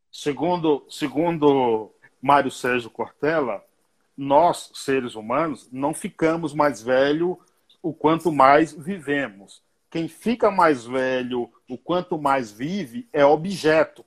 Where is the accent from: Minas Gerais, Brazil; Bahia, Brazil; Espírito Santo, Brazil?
Bahia, Brazil; now in São Paulo, Brazil; Eu sou baiano